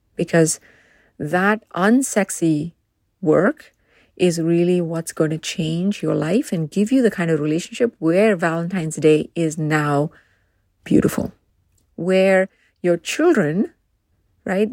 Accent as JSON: {"language": "English", "country": "India", "tie": "born or raised there", "moved": "as an adult", "lives_now": "United States", "said": "I grew up in India"}